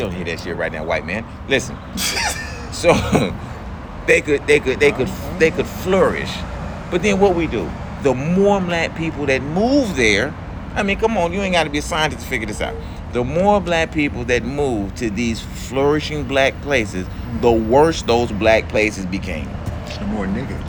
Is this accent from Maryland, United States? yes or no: no; Atlanta, Georgia, United States; I'm from Atlanta